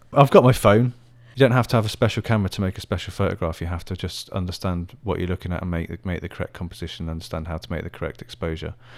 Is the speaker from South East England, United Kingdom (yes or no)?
yes; Oxfordshire, South East England, United Kingdom; also born or lived in Middlesbrough / Birmingham; now in Taiwan; where I grew up in Oxfordshire, where there's a palace called Blenheim Palace